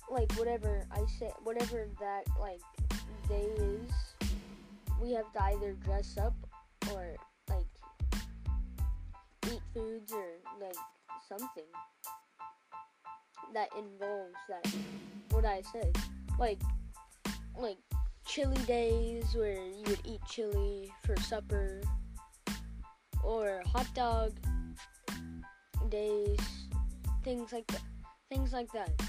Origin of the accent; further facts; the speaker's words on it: New Mexico, United States; born there; English is a second language; whenever I was born in New Mexico, I didn't know how to read read English or anything like that. In fact, I hardly knew how to speak it.